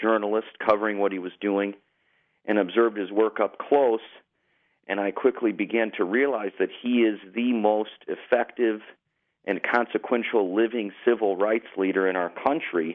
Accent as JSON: {"language": "English", "town": "Lansing", "region": "Illinois", "country": "United States", "tie": "born or raised there", "moved": "yes", "lives_now": "Northwest Indiana, United States", "said": "I grew up in a town called Lansing, Illinois"}